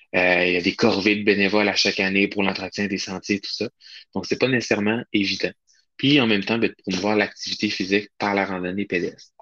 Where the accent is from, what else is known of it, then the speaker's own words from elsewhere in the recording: Charlevoix, Quebec, Canada; moved away; moi je suis originaire de Charlevoix, plus maintenant, mais oui, à la base, là, je viens de Charlevoix